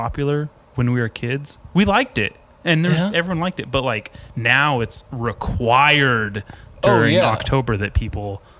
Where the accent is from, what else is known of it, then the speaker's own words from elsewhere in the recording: Lompoc, California, United States; moved away; I am from Lompoc